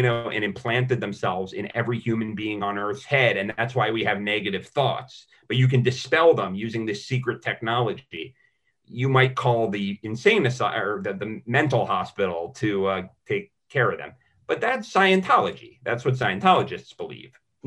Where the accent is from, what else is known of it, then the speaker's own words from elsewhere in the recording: United States; we're American, especially as Americans